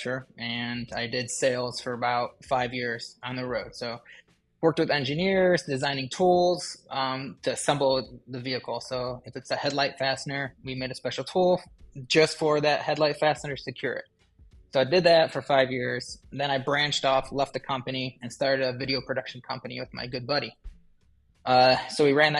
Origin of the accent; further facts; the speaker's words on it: Ohio, United States; I'm a craftsman from Ohio